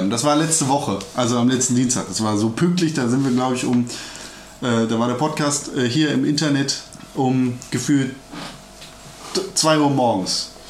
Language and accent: German; Turkey; Ja, ich bin ja Türke. Also ich war mal.